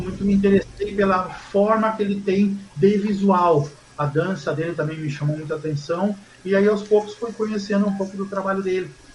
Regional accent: Mogi das Cruzes, São Paulo, Brazil; eu sou de Mogi, sou nascido e criado em Mogi.

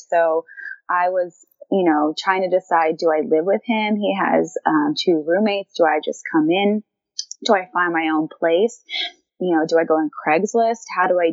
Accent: Jersey Shore, New Jersey, United States; moved away as an adult; now in San Francisco, United States; I am a New Jersey native, born and raised on the Jersey Shore

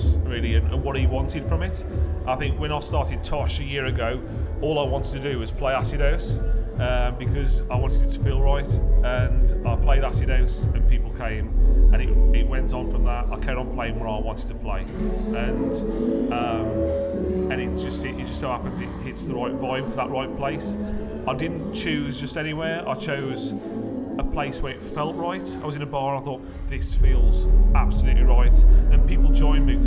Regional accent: Tipton, West Midlands, United Kingdom; I'm originally from Tipton

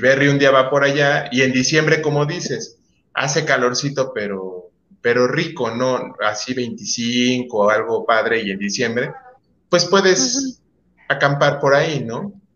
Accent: Veracruz, Mexico; Yo, yo nací en Veracruz, yo soy mucho de playa

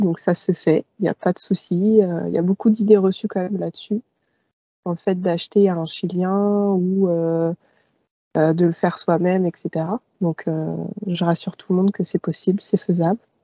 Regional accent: Paris suburbs, Val-d'Oise, Île-de-France, France; moved away as an adult; viens de banlieue parisienne, dans le Val d'Oise

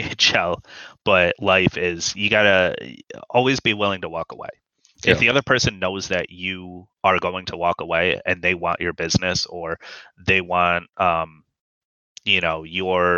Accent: United States; I'm from America

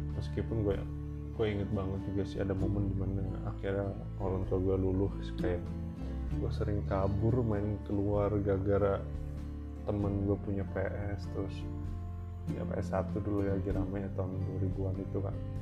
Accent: Jakarta, Indonesia; moved away as an adult; also born or lived in Medan; now in Bekasi, Indonesia; gua anak Riok

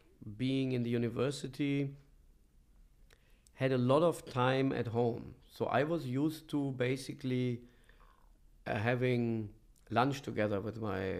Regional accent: Bonn, North Rhine-Westphalia, Germany; And I was born in Germany, in Bonn. And that's where I spent my childhood, where I grew up.

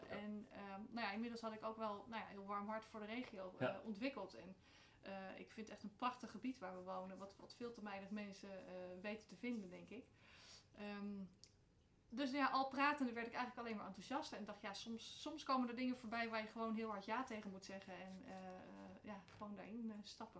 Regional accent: The Hague, South Holland, Netherlands; moved away as an adult; now in Emmen, Netherlands; geboren en getogen in Den Haag. Echte Haagenees van oorsprong

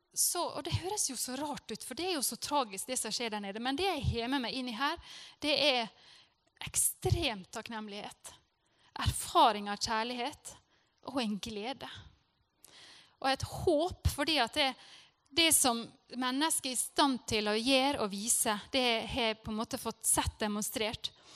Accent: Norway; jeg er fra Norge

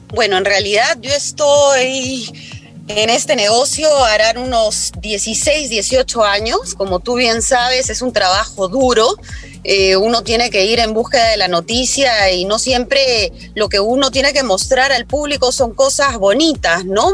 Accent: Peru; para mí como peruana

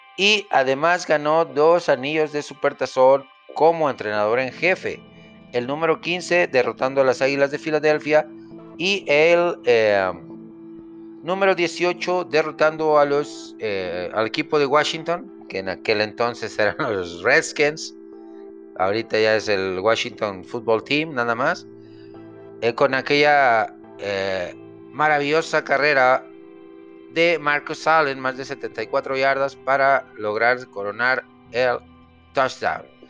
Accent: Mexico; como latino, como mexicano

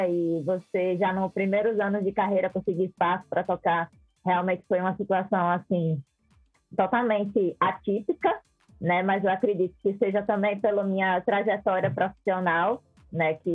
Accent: Aracaju, Sergipe, Brazil; eu sou de Aracaju, né, não sei se eu cheguei a comentar isso, sou de Aracaju, e aí eu fui tocar lá em Recife.

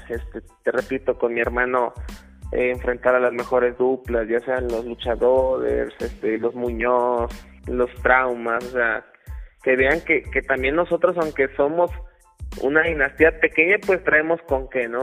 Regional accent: Saltillo, Coahuila, Mexico; moved away as an adult; now in Mexico City, Mexico; se la llevó hasta Saltillo, Coahuila, entonces prácticamente toda mi vida me la pasé allá

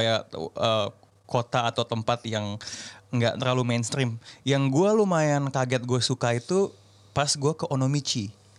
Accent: Indonesia; saya dari Indonesia

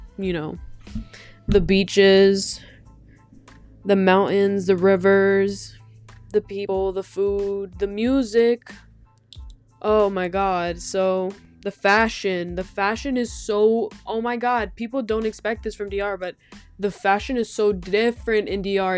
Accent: Brentwood, New York, United States; also born or lived in Dominican Republic; I'm from Brentwood. I was born in New York, born and raised here

